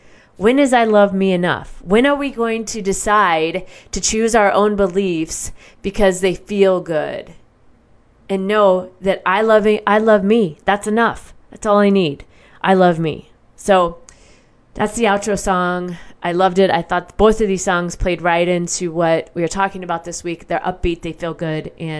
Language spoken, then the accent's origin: English; Midwest, United States; I feel like I always say the vowels differently because of the way I grew up in the Midwest and we have very neutral, it seems, I don't know, the language.